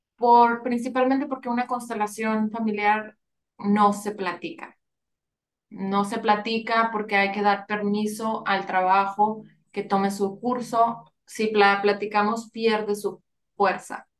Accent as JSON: {"language": "Spanish", "town": "Monterrey", "region": "Nuevo León", "country": "Mexico", "tie": "born or raised there", "moved": "as an adult", "lives_now": "San Antonio, United States", "said": "Yo nací en Monterrey y actualmente vivo en San Antonio, Texas. Ya tengo más de 20 años viviendo aquí."}